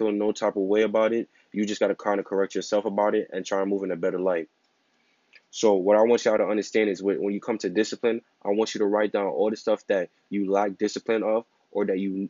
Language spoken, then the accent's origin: English; New York, United States; I'm from New York